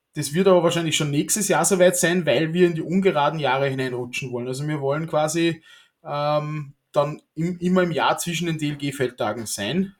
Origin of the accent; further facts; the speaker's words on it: Austria; als, als Österreicher